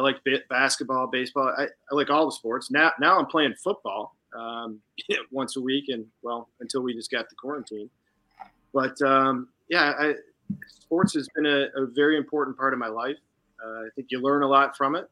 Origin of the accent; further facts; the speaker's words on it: Commerce Township, Michigan, United States; I was born and raised in Commerce Township, Michigan. So I've been in Michigan pretty much my whole life